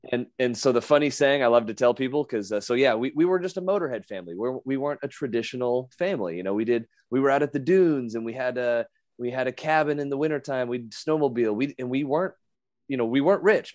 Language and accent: English; Las Vegas, Nevada, United States; my hometown